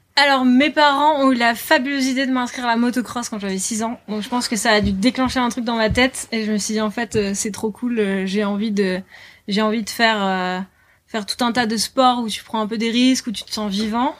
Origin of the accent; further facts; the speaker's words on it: Lille, Hauts-de-France, France; moved away as an adult; now in Biarritz, France; je suis originaire de Lille, du nord de la France.